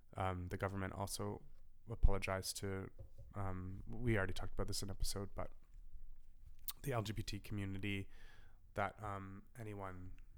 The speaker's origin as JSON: {"language": "English", "country": "Canada", "said": "I'm so Canadian."}